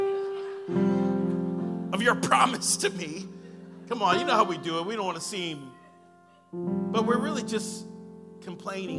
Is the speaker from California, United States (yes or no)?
yes; Sacramento, California, United States; I'm from here. I'm a guy from Power End over here.